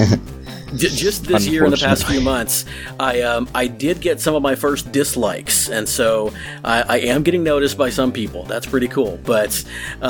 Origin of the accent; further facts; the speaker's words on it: United States; I'm American